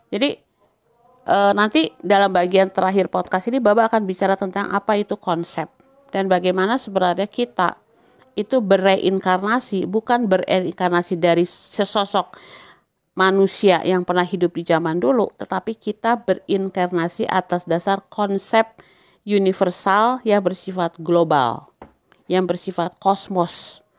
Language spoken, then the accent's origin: Indonesian; Eastern Indonesia, Indonesia; saya dibesarkan banget bahwa kita yang berasal dari Indonesia Timur itu dianggap lebih rendah